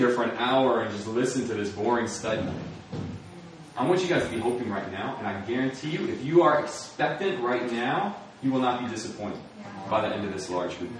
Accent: Springfield, Virginia, United States; I was born in Northern Virginia, Springfield, Virginia, that area. And my parents are Christian. They sent me to a Christian school

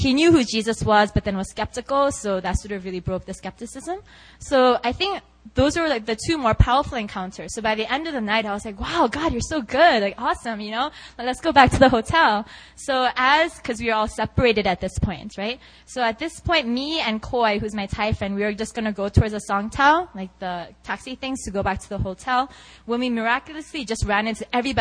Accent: South Korea; I'm from Korea.

